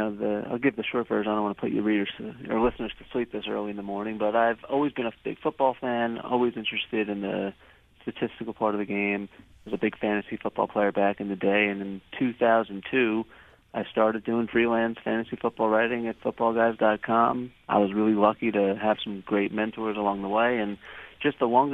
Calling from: New York City, New York, United States; I'm calling from the peaceful streets of Times Square in New York City this morning.

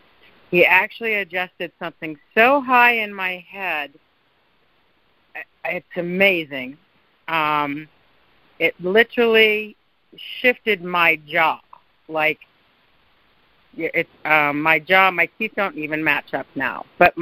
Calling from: Tahoe, United States; from Tahoe.

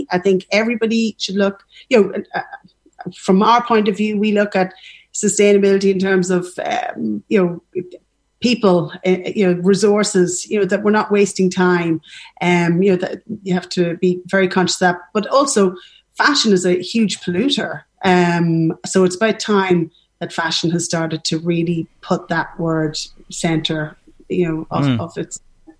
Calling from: Dublin, Leinster, Ireland; So it does, you know, we're dialing in from Dublin, and you know somebody has a lovely thing to say about Ireland

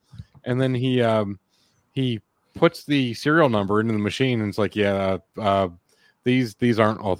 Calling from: Hershey, Pennsylvania, United States; calling from Hershey, Pennsylvania.

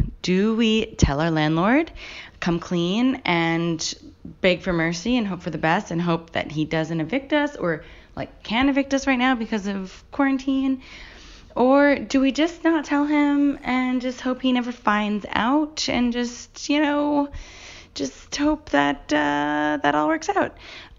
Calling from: New York City, New York, United States; also born or lived in Australia; I'm calling from Brooklyn, New York.

